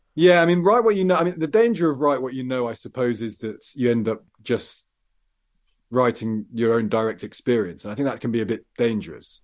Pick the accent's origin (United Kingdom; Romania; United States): United Kingdom; Midlands; I come from the Midlands and a bit country, a bit town